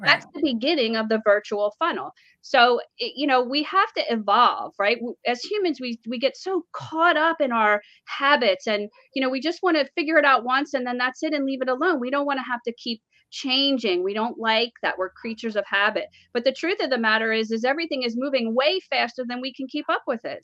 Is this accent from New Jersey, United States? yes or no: yes; New Jersey, United States; moved away; we're from Jersey